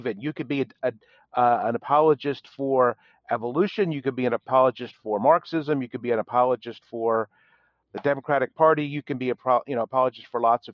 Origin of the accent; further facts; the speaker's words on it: Philadelphia, Pennsylvania, United States; now in Dallas, United States; I'm from the Philadelphia area, which means that we did vacations in New Jersey.